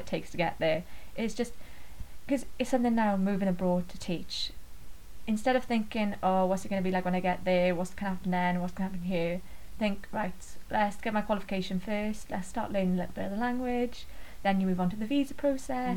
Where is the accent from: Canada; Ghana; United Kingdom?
United Kingdom; Ogmore Vale, Wales; accent: Welsh; I grew up in kind of South Wales, Ogmore Valley